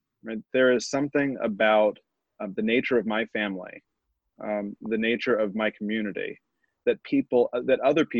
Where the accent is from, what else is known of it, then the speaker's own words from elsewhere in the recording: Houston, Texas, United States; I grew up in Houston, Texas, you know, fourth largest city in the United States